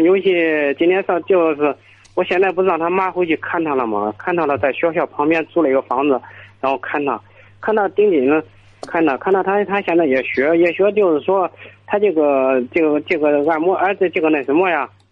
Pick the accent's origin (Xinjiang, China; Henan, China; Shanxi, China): Henan, China; Gushi; moved away as an adult; now in Beijing, China; 我是，我是河南省固子县